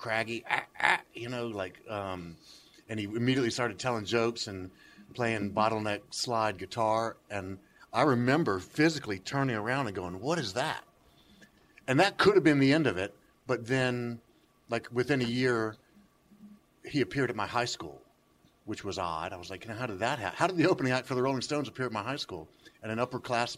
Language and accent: English; Memphis, Tennessee, United States; I was raised here in Memphis